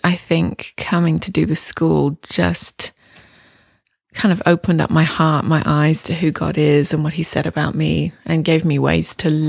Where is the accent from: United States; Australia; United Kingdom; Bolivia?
United Kingdom; England; moved away as an adult; now in Toronto, Canada; I came to Toronto from England in 1998 to do the school.